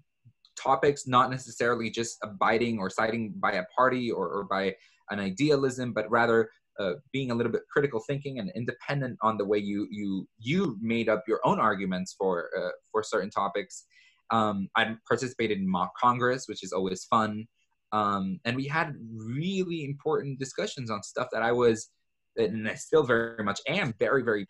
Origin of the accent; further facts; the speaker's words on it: El Salvador; moved away; my home country of El Salvador